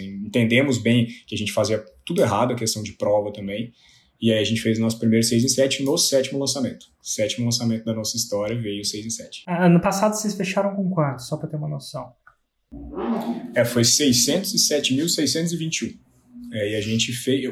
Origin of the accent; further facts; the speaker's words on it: Lavras, Minas Gerais, Brazil; Eu sou de Lavras, do sul de Minas Gerais.